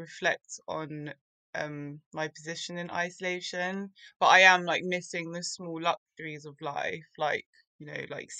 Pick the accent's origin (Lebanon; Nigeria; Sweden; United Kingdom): United Kingdom; London; I grew up in London